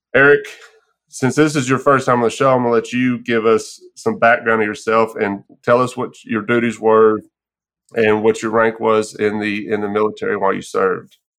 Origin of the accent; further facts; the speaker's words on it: Texas, United States; moved away; also born or lived in Arkansas; born and raised in Texas